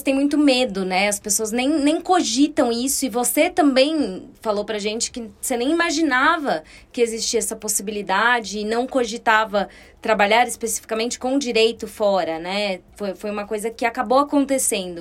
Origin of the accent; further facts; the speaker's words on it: Brazil; aqui no Brasil